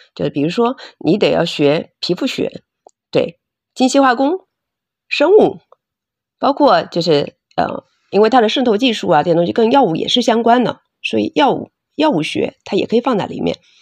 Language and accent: Chinese; Hangzhou, Zhejiang, China; moved away as an adult; also born or lived in Beijing / United States; 我是杭州本地人，土生土长的杭州人，然后现在回，呃，创业也是在杭州